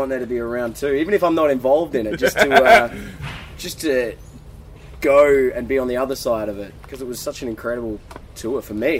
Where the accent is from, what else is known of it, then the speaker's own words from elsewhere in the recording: Adelaide, South Australia, Australia; born and raised in Adelaide